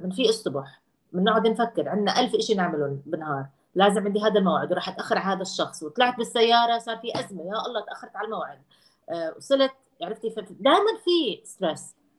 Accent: Jordan; moved away

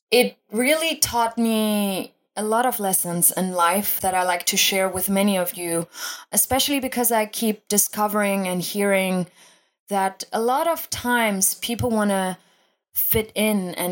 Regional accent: Germany; I was originally born and raised in Germany

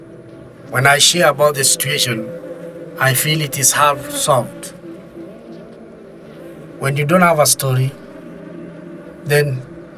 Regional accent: Rift Valley, Kenya; from Kenya, from Ogiek community

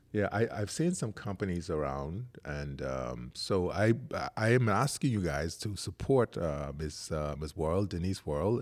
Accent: Eight Mile Rock, Grand Bahama, Bahamas; growing up in Eight Mile Rock

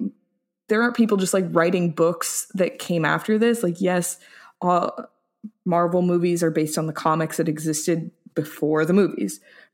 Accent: United States; as an American

